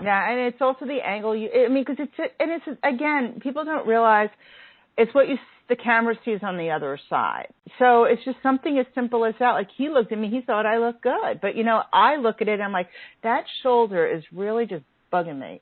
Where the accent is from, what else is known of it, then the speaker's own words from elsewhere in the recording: New York, United States; being a New Yorker and a melting pot